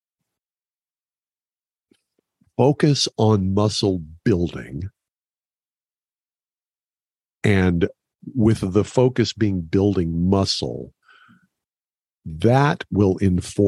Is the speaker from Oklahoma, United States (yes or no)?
yes; Oklahoma, United States; I grew up in Oklahoma. I grew up in cattle country